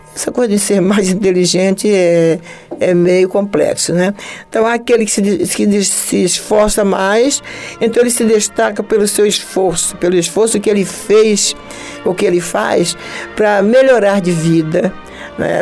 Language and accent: Portuguese; Recife, Pernambuco, Brazil; moved away as an adult; also born or lived in Natal, Rio Grande do Norte; now in Rio de Janeiro, Brazil; Eu amo a cidade onde eu nasci, que é Natal, lá em Rio Grande do Norte. Amo Recife, onde eu passei a grande parte da minha infância, a grande parte, a minha adolescência, um pouco, né, o princípio da minha juventude